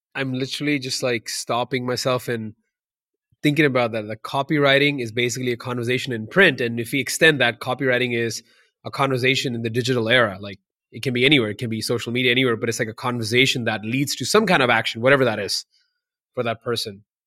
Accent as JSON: {"language": "English", "country": "India", "moved": "yes", "said": "I'm from India originally"}